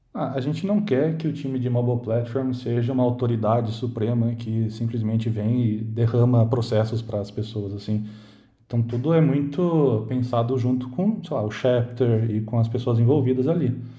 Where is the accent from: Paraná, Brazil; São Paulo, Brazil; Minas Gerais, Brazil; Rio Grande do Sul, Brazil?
São Paulo, Brazil; Campinas; sou de Campinas